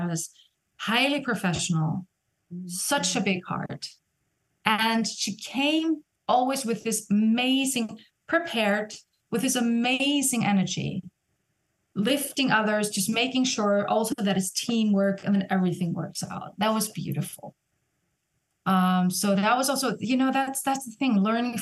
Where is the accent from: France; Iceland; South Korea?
Iceland; now in Vienna, Austria; in Iceland, in my home country